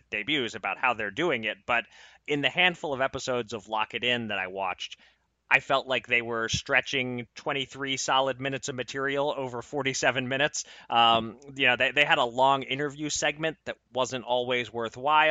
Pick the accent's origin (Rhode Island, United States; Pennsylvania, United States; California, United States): Pennsylvania, United States; my home state, Pennsylvania